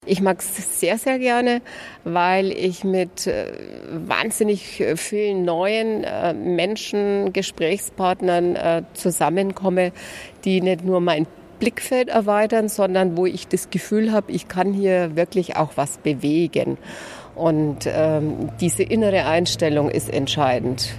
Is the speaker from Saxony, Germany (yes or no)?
no; Lauf an der Pegnitz, Bavaria, Germany; Ich komme aus Bayern